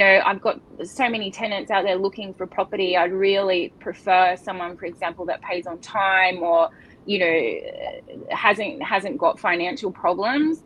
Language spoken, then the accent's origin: English; Northern Beaches, New South Wales, Australia; being born and bred on the Northern Beaches